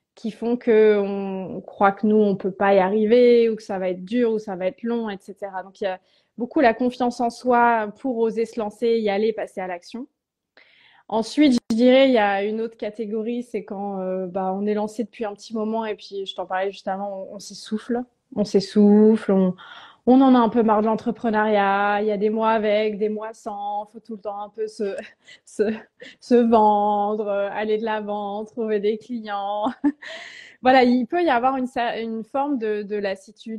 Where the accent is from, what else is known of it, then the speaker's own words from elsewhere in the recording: Tours, Centre-Val de Loire, France; pendant trois ans dans ma ville natale à Tours